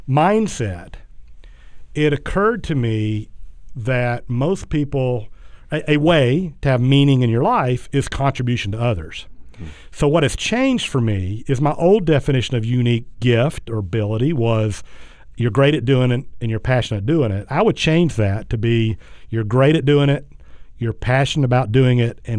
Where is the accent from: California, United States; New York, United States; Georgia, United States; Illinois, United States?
Georgia, United States; South; growing up in South Georgia